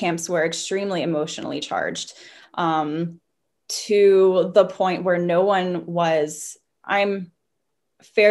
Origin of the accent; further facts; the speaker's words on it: the Bible Belt, United States; moved away as an adult; now in Vienna, Austria; I'm from the States and grew up in the Bible Belt.